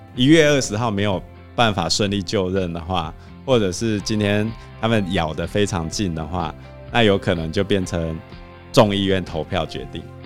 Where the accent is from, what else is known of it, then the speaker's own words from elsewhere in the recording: Taiwan; 我们台湾人